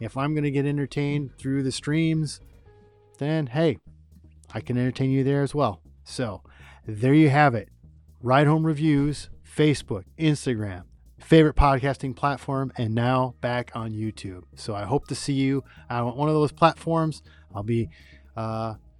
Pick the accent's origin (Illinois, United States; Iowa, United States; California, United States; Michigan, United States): Michigan, United States; my home state of Michigan